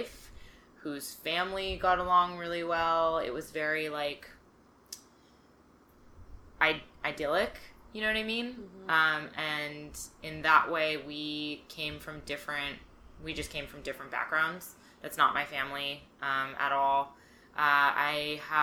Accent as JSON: {"language": "English", "region": "California", "country": "United States", "tie": "born or raised there", "said": "I grew up in California."}